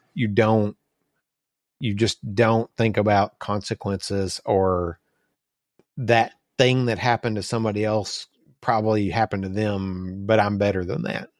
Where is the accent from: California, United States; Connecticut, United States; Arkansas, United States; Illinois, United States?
Arkansas, United States; we're from Rice Field, Arkansas